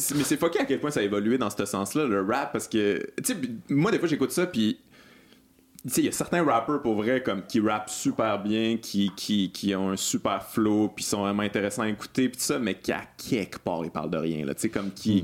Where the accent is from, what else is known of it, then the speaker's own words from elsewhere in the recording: Lac-Beauport, Quebec, Canada; je viens du Lac Beauport